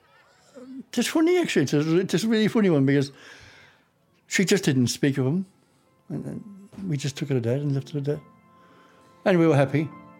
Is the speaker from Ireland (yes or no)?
yes; Fermoy, Munster, Ireland; I was born and bred in Fermoy, County Cork.